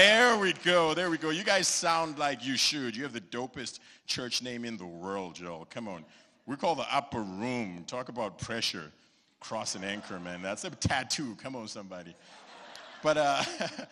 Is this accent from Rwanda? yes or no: no; Zimbabwe; now in Dallas, United States; I am a Zimbabwean. I am from Gobelaro in Zimbabwe